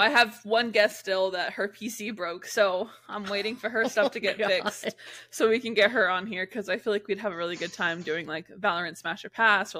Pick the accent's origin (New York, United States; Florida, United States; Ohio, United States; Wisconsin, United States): Florida, United States; Jacksonville; I grew up in a big city in Jacksonville. I hate my hometown now.